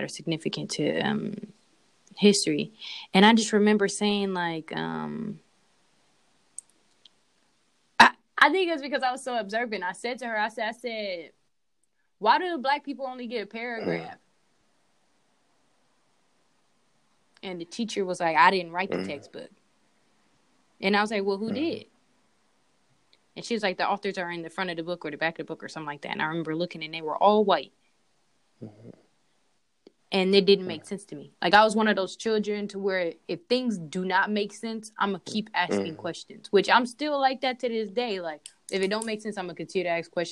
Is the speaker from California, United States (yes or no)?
yes; Oakland, California, United States; I was raised in Oakland, California